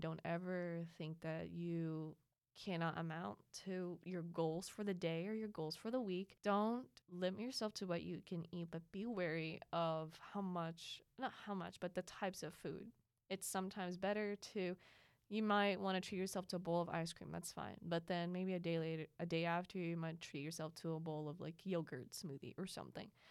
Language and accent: English; Philippines; now in United States; growing up in the Philippines